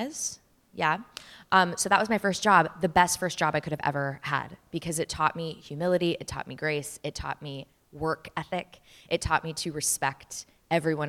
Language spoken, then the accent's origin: English; Mesa, Arizona, United States; moved away; also born or lived in Chandler, Arizona; I grew up in Arizona, in Mesa and in Chandler